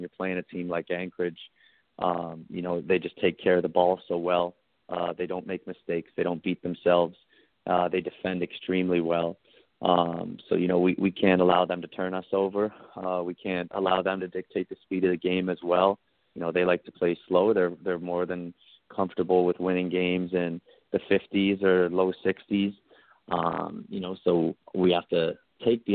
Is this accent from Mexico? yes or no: no; Canada; also born or lived in United States; I get to live in Canada as I'm Canadian